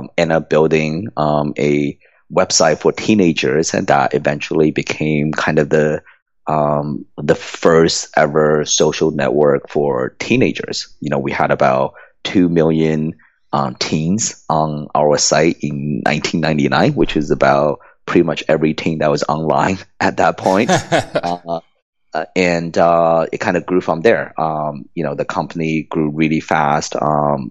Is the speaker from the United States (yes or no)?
no; Shanghai, China; moved away; I was born in communist China. I grew up in Shanghai, and you know, in kind of the 80s, I was going through school in Shanghai